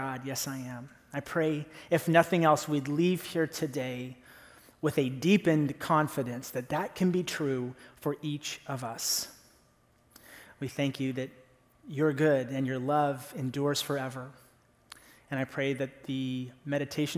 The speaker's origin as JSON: {"language": "English", "town": "Fremont", "region": "California", "country": "United States", "tie": "born or raised there", "also_born_or_lived": "Oakland, California", "said": "I grew up here in the Bay Area. I was born over in Oakland"}